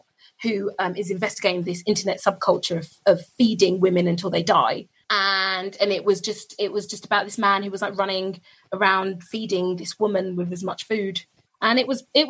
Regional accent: London, United Kingdom; I live in London, I'm born in London

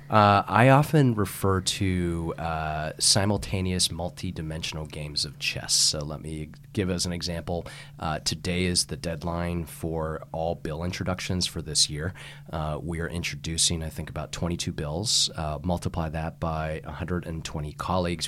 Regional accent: San Francisco, California, United States; I grew up on the Polk Street, uh, corridor

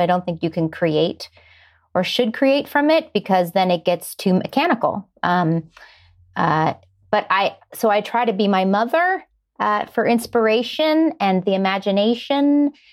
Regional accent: Warren, Ohio, United States; now in Los Angeles, United States; I grew up in Ohio, like you said, a little town called Warren, which is about an hour south of Cleveland, right on the Pennsylvania border

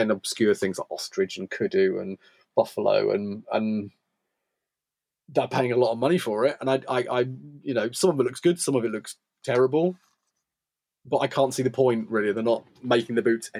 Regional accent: United Kingdom; as a Brit interloper

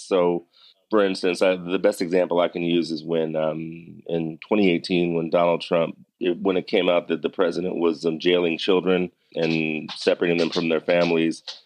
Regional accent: Severn, Maryland, United States; I grew up in Severn, Maryland, which is right between Baltimore

